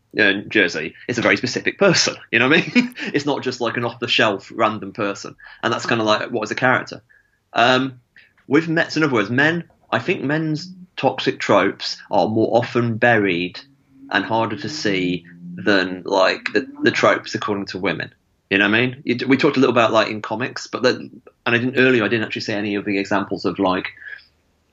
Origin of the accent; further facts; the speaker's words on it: Stafford, West Midlands, United Kingdom; where I grew up in Stafford